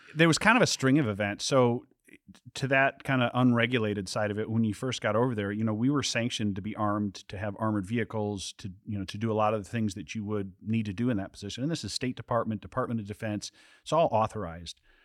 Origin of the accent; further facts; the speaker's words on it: southern Wisconsin, United States; I grew up, uh, was born and raised in Wisconsin, uh, southern Wisconsin, lived on a farm.